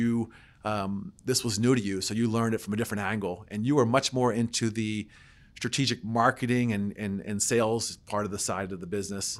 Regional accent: Adelphi, Maryland, United States; I'm from Adelphi, Maryland, a small town in P G County. Grew up there

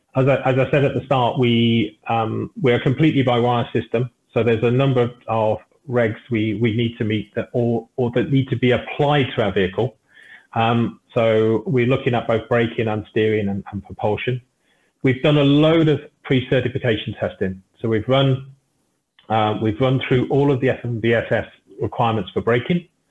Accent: United Kingdom; I'm British

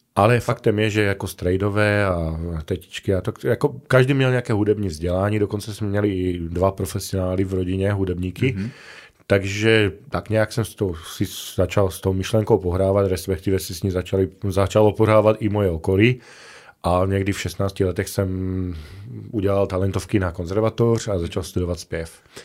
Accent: Lipany, Prešov Region, Slovakia; Czech is a second language; moved away as an adult; also born or lived in Košice; now in Ostrava, Czech Republic; Jsem narozený na východním Slovensku, v malém městečku Lipany, má, hm, zhruba třicet kilometrů od Prešova, ale studoval jsem pak posléze v Košicích

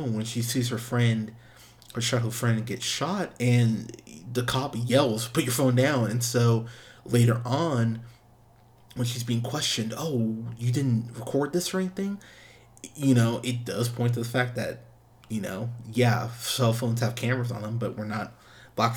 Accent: Pismo Beach, California, United States; I grew up in Pismo Beach

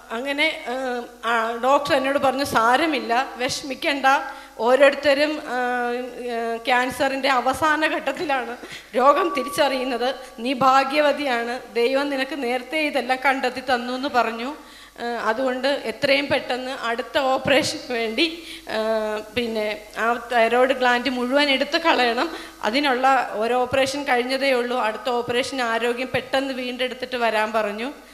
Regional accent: Alappuzha, Kerala, India; moved away as an adult; now in Abu Dhabi, United Arab Emirates; ഞാൻ ആലപ്പുഴ ചാത്തനാട് ഇടവകയിൽ നിന്നും വരുന്നു ഞാൻ ജോലി ചെയ്യുന്നത് അബുദാബിയിലാണ്

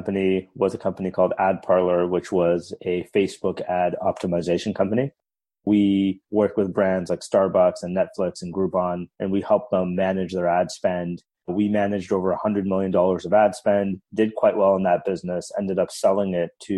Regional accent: Toronto, Ontario, Canada; moved away as an adult; also born or lived in Waterloo / Palo Alto; from Canada, born and raised in Toronto.

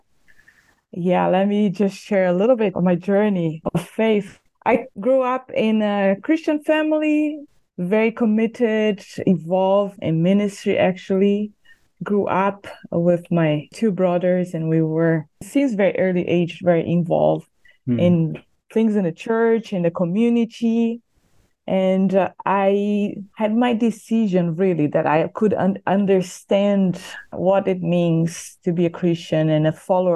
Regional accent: near São Paulo, Brazil; English is a second language; moved away as an adult; also born or lived in Bosnia and Herzegovina / Europe / Latin America; Yes, I am from Brazil. So close to São Paulo, and grew up there until my 20s or late 20s, when then I left to serve on the mission field overseas.

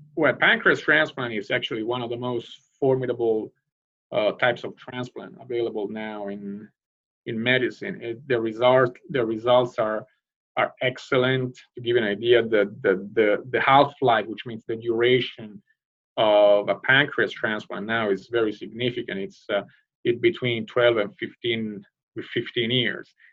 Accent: Rome, Lazio, Italy; moved away as an adult; now in United States; I hail from the from Rome

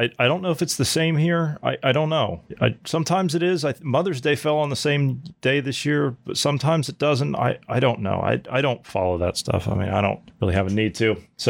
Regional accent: Ohio Valley, United States; You know, I came from the Ohio Valley

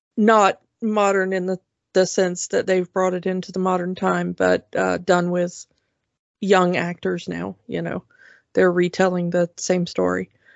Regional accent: United States; As an American

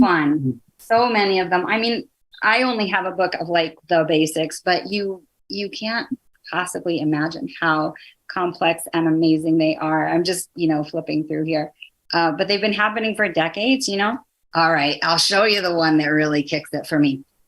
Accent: the Northwest, Pacific Northwest, United States; moved away; also born or lived in East Coast, United States; I'm from the Northwest. I was living back east.

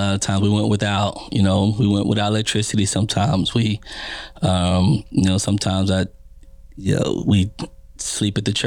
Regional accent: Austin, Texas, United States; now in Kansas City, United States; Born and raised East Austin, Texas

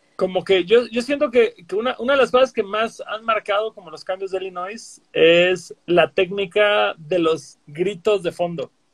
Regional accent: Cancún, Quintana Roo, Mexico; yo que soy de Cancún

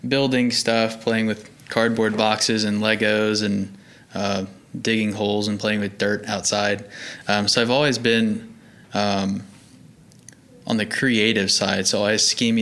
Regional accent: Norman, Oklahoma, United States; I grew up in Norman, Oklahoma, and grew up into a musical family.

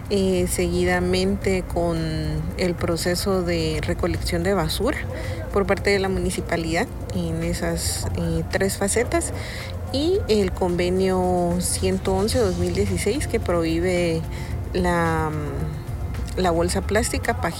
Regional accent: San Pedro La Laguna, Sololá, Guatemala; tengo 32 años, soy originaria de San Pedro de la Laguna.

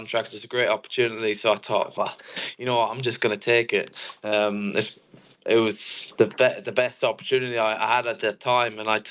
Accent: Kildare, Leinster, Ireland; I'm from Kildare, Ireland. And I was maybe from the age of 4 or 5 in my local club called Kildare

